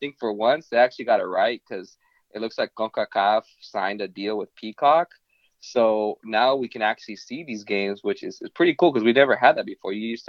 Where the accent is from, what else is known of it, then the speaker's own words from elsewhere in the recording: Guatemala; We're both Chapines. And also, you know, being Central American